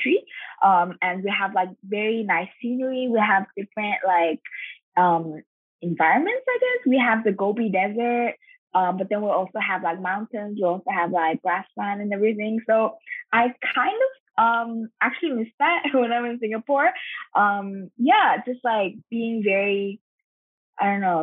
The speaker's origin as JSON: {"language": "English", "country": "Mongolia", "moved": "as an adult", "said": "I'm from Mongolia"}